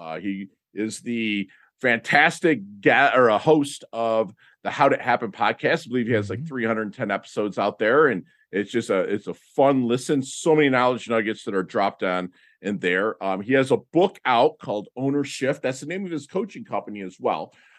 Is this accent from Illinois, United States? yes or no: no; Plymouth, Michigan, United States; I grew up in Plymouth. So you know where Westland is.